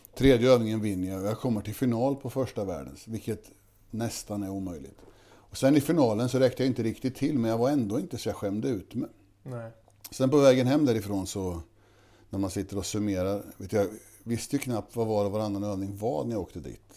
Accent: Kisa, Östergötland, Sweden; Här är jag uppvuxen. Jag tror vi är femte generation

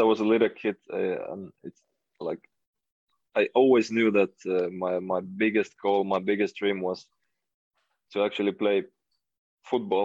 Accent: Finland; moved away

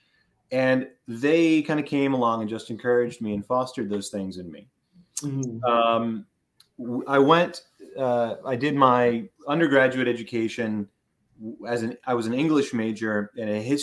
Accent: Philadelphia, Pennsylvania, United States; also born or lived in Oxford, United Kingdom; I grew up in Philadelphia, in suburban Philadelphia.

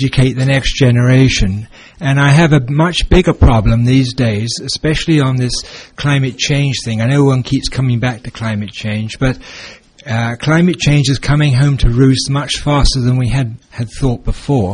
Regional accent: England, United Kingdom; now in Alberta, Canada; where we come from England

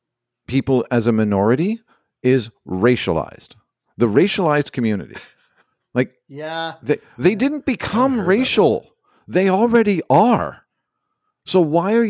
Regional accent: Montreal, Quebec, Canada; moved away; I'm an Anglophone from Montreal, which I am. And I'm a minority when I'm there

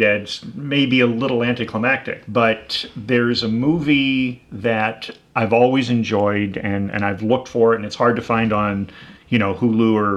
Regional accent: Pittsburgh, Pennsylvania, United States; moved away; I was born and raised in Pittsburgh.

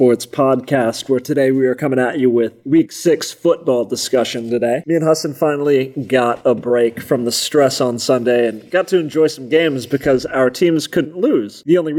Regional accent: United States; we are American.

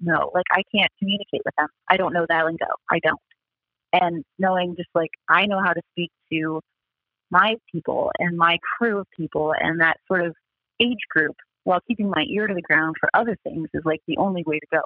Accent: Akron, Ohio, United States; growing up in Akron, Ohio in the 80s

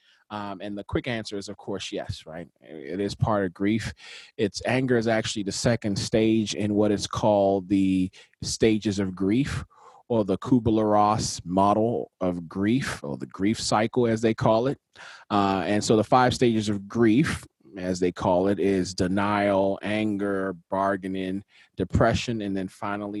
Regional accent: Nigeria; for me as a Nigerian, our cultural context doesn't really move into anger as much

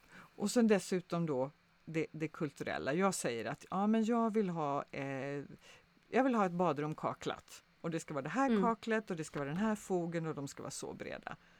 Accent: Sweden

